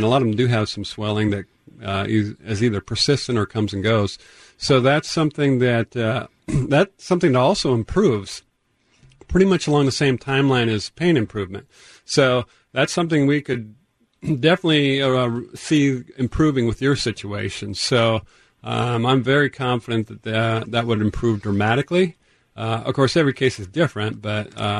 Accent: Tacoma, Washington, United States; I grew up on Vassault Street, up not too far from Point Defiance, so good to hear another Tacoma person

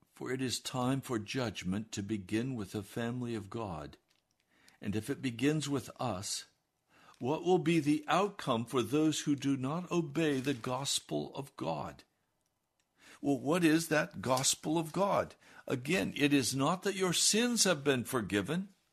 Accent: United States

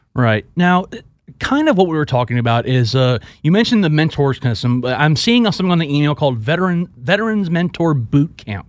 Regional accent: Houston, Texas, United States; my hometown of Houston

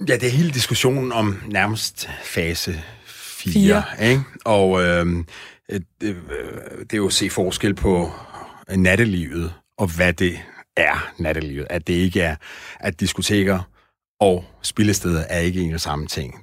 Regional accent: Iran; now in Denmark; jeg er oprindeligt fra Iran

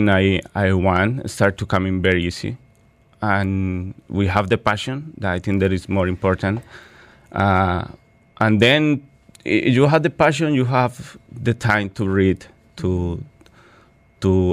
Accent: Bogota, Colombia; English is a second language; now in Dubai, United Arab Emirates; I born in Bogota, Colombia, with a family of three brothers, father and mother

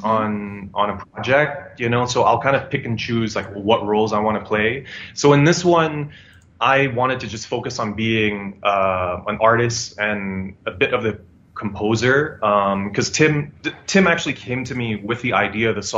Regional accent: Jakarta, Indonesia; moved away; we were from the south side of Jakarta

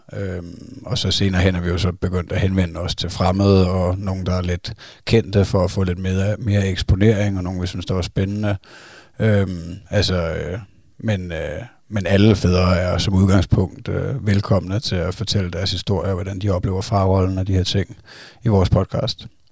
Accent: Zealand, Denmark; vi er fra Sjælland

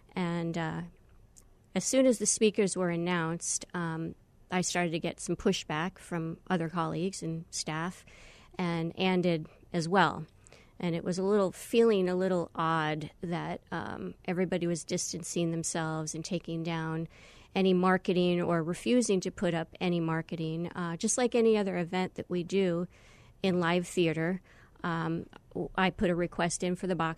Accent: Long Island, New York, United States; I'm a New York native. I grew up in Long Island, and I don't have an accent anymore, so don't ask me to impersonate anybody.

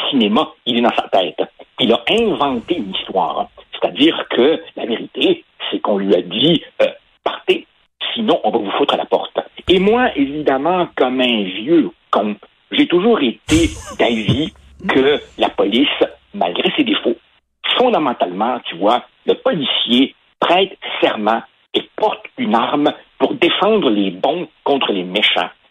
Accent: Quebec, Canada; Je suis un francophone, je suis blanc, et oh horreur, je suis né au Québec

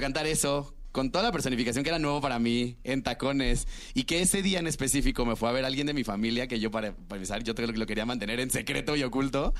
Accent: Cancún, Quintana Roo, Mexico; yo soy de Cancún

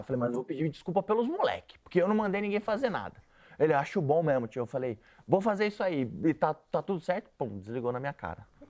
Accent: São Paulo, Brazil; eu sou da Vila Santa Catarina.

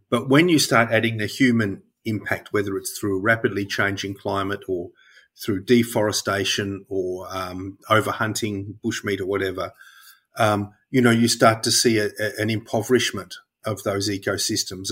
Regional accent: Melbourne, Victoria, Australia; I grew up in Melbourne, uh, on what was then the outer, outer suburbs of Melbourne

